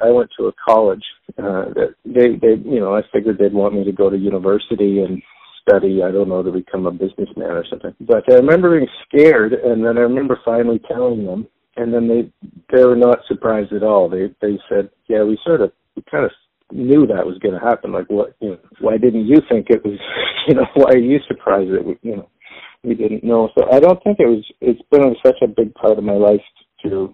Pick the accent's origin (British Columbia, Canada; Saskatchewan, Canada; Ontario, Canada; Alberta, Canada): Ontario, Canada; Toronto; also born or lived in Winnipeg area, Manitoba; I was born in a little small town outside of Winnipeg in the prairies in Canada, but I moved here when I was very young, so I was raised in Toronto